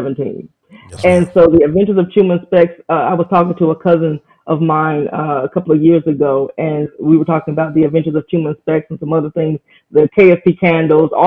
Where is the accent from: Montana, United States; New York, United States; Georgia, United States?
Georgia, United States; Atlanta; I'm from Atlanta, Georgia